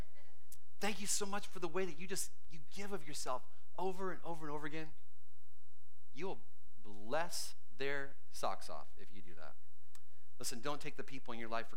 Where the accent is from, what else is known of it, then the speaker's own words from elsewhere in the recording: Canada; moved away as an adult; now in United States; And between age 3 and 35, I grew up in Canada